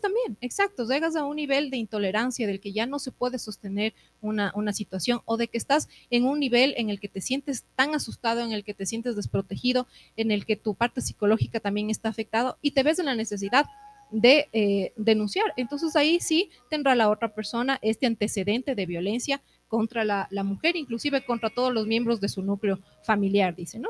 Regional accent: Ecuador; somos todos ecuatorianos, estamos dentro de un país

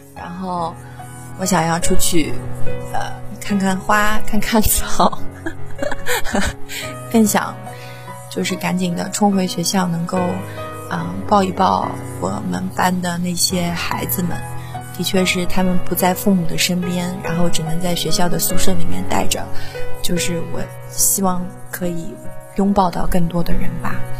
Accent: Shanghai, China; 我是一个土生土长的上海小姑娘

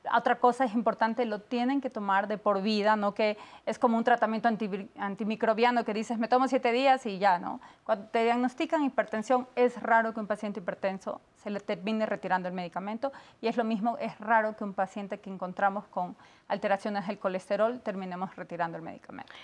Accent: Ecuador; moved away; Yo soy de Ecuador

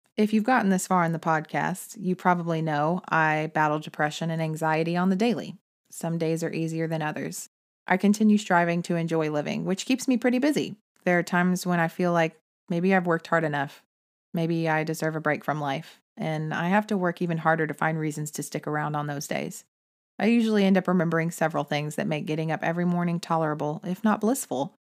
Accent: Texas, United States; I'm from Texas, and I consider it to be more like family than a home state.

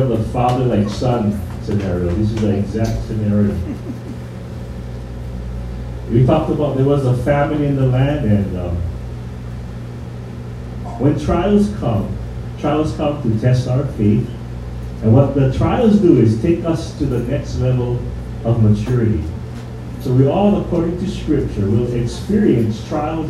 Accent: Hawaii, United States; we, as the Hawaiian people, we say mahalo

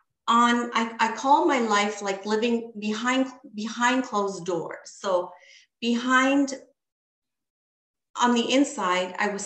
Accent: Canada; I was born here in Canada

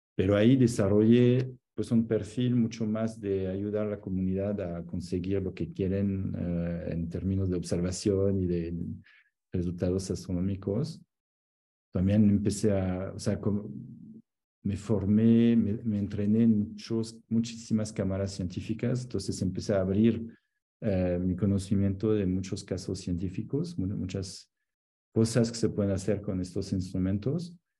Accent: Annecy, Auvergne-Rhône-Alpes, France; moved away as an adult; also born or lived in Salt Lake City, Utah; Soy de Annecy, que es donde estoy ahora visitando mi mamá, pero en los Alpes

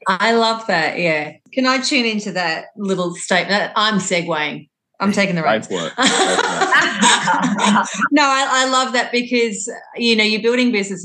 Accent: Longford, Victoria, Australia; as a really outdoor kid growing up in Longford, that was my upbringing

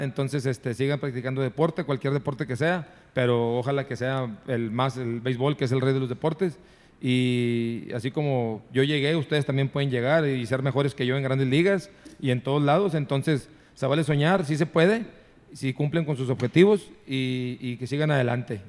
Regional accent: San Nicolás de los Garza, Nuevo León, Mexico; yo soy de San Nicolás, egresado de la Liga Pequeña de Las Puentes, de Liga Pequeña de Cuauhtémoc

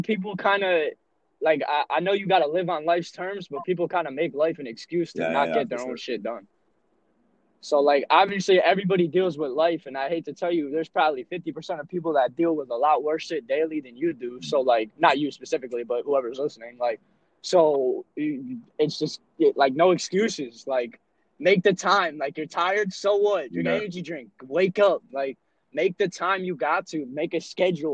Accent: suburban New Jersey, United States; also born or lived in Rockaway, New Jersey; I'm just a little white kid from suburban New Jersey. I live in Rockaway, New Jersey

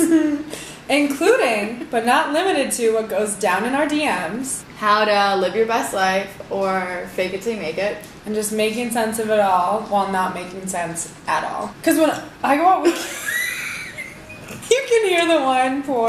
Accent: Chicago, Illinois, United States; now in Miami, United States; I'm 26 and I'm from Chicago

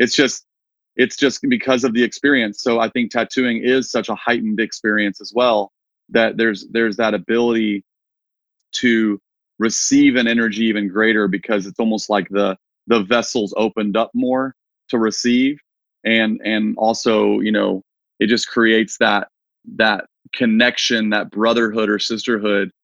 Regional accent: Wichita Falls, Texas, United States; moved away as an adult; also born or lived in Nashville, Tennessee; my hometown in Texas, shout out Wichita Falls

